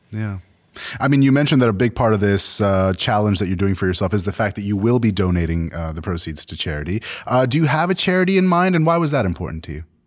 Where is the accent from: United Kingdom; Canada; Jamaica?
Canada; I'm Canadian